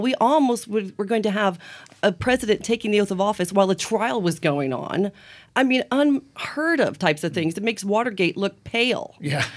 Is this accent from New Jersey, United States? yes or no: no; Farmland, Indiana, United States; moved away; I grew up in Mike Pence's Indiana